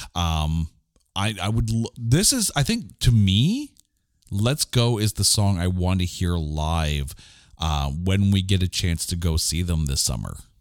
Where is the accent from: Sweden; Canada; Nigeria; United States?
Canada; we're Canadian